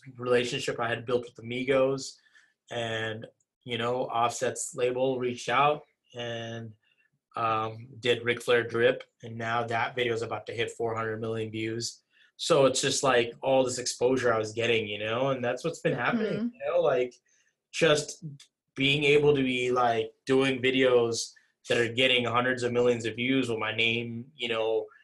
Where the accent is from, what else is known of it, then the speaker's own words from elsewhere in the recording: Virginia Beach, Virginia, United States; also born or lived in Jackson Heights, Queens, New York; now in New Jersey, United States; neighborhoods I grew up in Virginia Beach